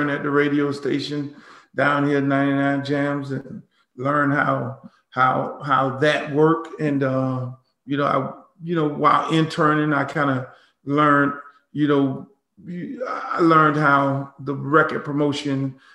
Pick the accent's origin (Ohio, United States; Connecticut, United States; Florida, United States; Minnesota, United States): Florida, United States; Miami; growing up in Miami, you know, when you're half Jamaican and you're half Bahamian